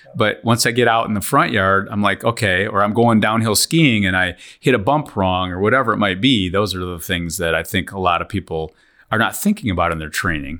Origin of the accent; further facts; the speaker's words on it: Lansing, Michigan, United States; We're from Lansing area.